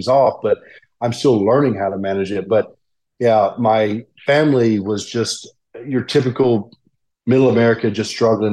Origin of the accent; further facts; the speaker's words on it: Birmingham, Alabama, United States; I'm just south of Birmingham. I grew up in Birmingham, and after I got injured, this is where I found myself